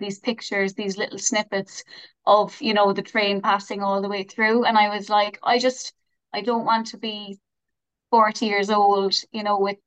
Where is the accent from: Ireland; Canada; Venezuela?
Ireland; Cork, Munster; moved away as an adult; also born or lived in Mayo; now in Sydney, Australia; I'm a very proud Cork woman, but I do live in Mayo now, so that's why you've got mixed up. But no, I am from Cork.